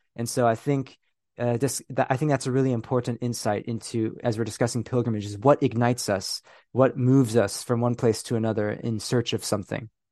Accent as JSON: {"language": "English", "region": "California", "country": "United States", "tie": "born or raised there", "also_born_or_lived": "Philippines", "moved": "as an adult", "lives_now": "United Kingdom", "said": "I was born, y, you know, in, in, um, the Philippines. I grew up in California. I'm now living in the United Kingdom."}